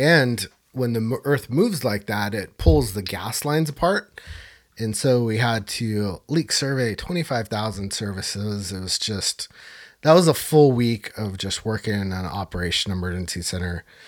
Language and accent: English; Northern California, United States; my hometown here